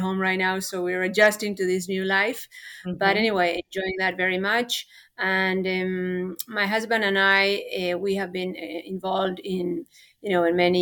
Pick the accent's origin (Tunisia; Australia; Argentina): Argentina; first language Spanish; English is a second language; moved away as an adult; now in Houston, United States; I am from Argentina originally, although I have lived here for, 26 years. So I came a little late. I came when I was 22